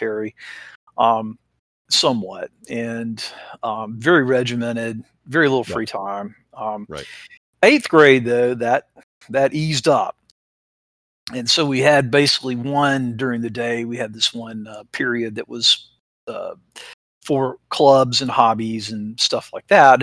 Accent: Chattanooga, Tennessee, United States; Born and raised in Chattanooga, and so I grew up in the 60s

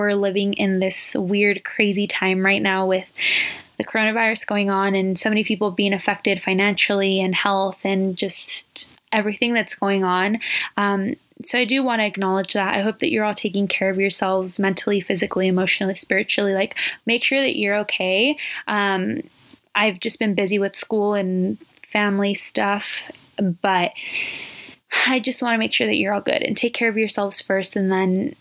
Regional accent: Southern California, United States; I'm 22 from Southern California. Born and raised

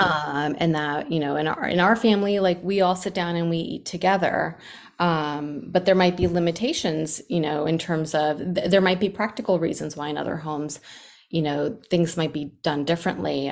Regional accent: New York, United States; now in Atlanta, United States; I grew up in New York

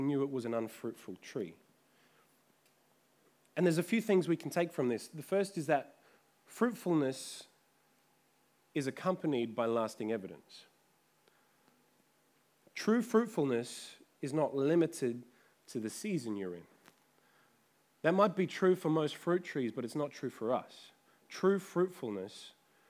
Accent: Adelaide, South Australia, Australia; when I was growing up in Adelaide, our backyard had a fig tree

